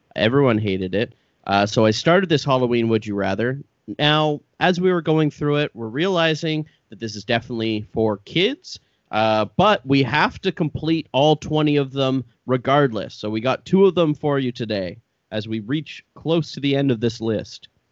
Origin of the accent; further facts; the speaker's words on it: Brockville, Ontario, Canada; I grew up in Brockville